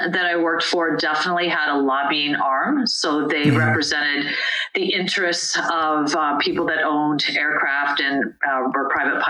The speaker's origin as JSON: {"language": "English", "town": "Wichita", "region": "Kansas", "country": "United States", "tie": "born or raised there", "also_born_or_lived": "Washington, D.C.", "moved": "as an adult", "said": "my home town and state, which was Wichita, Kansas."}